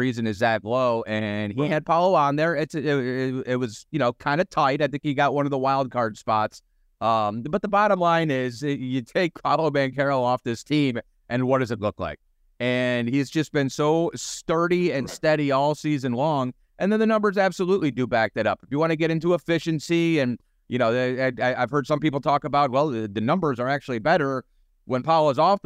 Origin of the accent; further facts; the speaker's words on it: Cleveland, Ohio, United States; I grew up in Cleveland